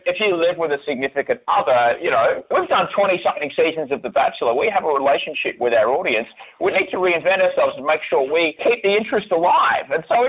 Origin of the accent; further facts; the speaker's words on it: Adelaide, South Australia, Australia; I grew up in Adelaide